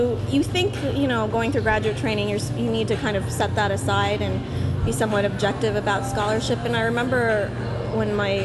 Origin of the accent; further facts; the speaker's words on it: Vietnam; born there; So I was born in Vietnam. I'm actually a quarter Indian, South Asian, and some Chinese on my father's side, the Indians on my mother's side.